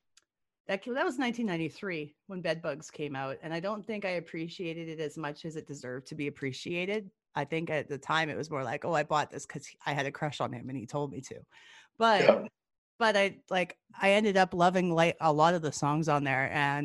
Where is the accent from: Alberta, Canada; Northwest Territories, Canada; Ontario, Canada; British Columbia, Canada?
Alberta, Canada; Gibbons; I always used to hang out at the Gibbons Video because I grew up out in Gibbons